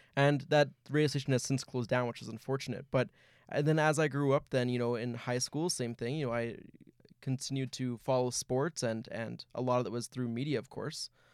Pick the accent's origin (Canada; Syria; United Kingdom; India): Canada; Winnipeg, Manitoba; I'm from right here in Winnipeg